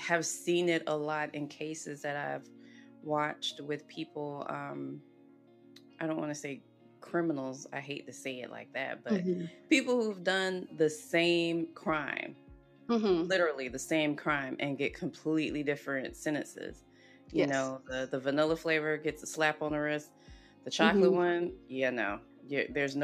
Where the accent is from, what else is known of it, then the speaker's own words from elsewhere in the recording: South Carolina, United States; growing up, I grew up in South Carolina